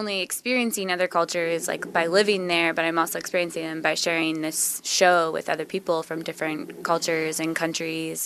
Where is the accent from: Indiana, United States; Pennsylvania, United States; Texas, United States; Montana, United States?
Indiana, United States; Peru; moved away as an adult; also born or lived in Seattle, Washington; I grew up in my hometown, Peru, Indiana